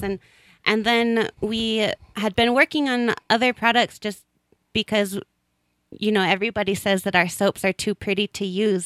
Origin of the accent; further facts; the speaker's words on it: Colorado, United States; I grew up in Colorado